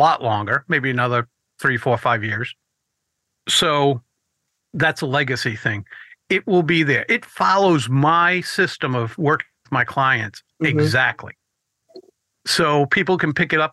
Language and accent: English; Rhode Island, United States; Two of us are from Rhode Island